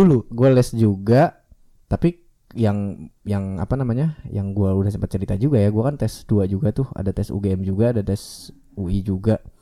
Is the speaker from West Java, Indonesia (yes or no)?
no; Serang, Banten, Indonesia; gua dari Serang